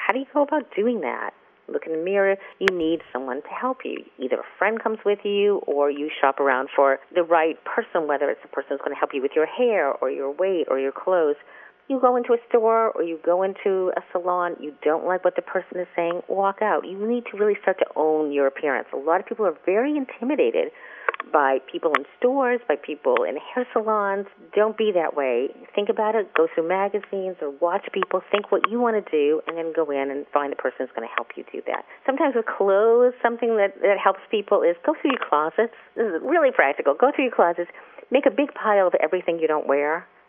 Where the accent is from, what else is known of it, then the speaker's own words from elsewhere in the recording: New York, United States; I'm a person who wears black. I'm an urbanite. I'm a New Yorker.